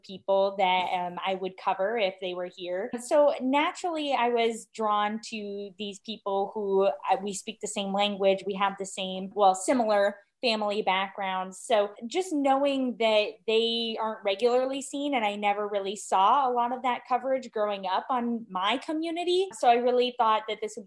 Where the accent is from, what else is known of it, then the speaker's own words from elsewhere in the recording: Omaha, Nebraska, United States; moved away as an adult; also born or lived in Berkeley, California / Missouri / Spain; now in Iowa, United States; I am originally from Berkeley, California, grew up in Omaha, Nebraska